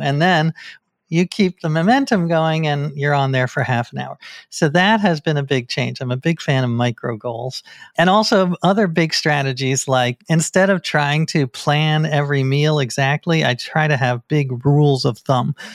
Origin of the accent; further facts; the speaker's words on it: New York, United States; I grew up in New York, one block away from the Scientology Center in New York